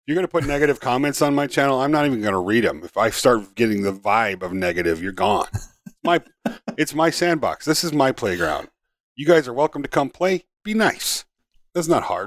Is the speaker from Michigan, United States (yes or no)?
yes; Upper Peninsula of Michigan, United States; I grew up in Upper Michigan, there wasn't a hundred thousand people in the U P